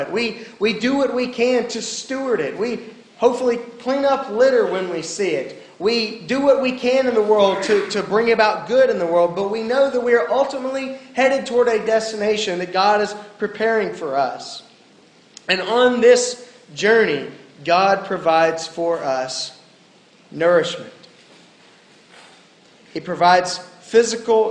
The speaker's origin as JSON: {"language": "English", "region": "the South", "country": "United States", "tie": "born or raised there", "said": "I grew up in the South"}